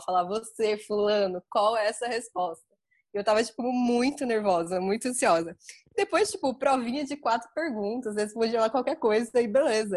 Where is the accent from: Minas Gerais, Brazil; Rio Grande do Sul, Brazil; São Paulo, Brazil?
São Paulo, Brazil; São José dos Campos; moved away as an adult; also born or lived in Guarulhos; Eu sou de São José dos Campos e a minha faculdade era em Guarulhos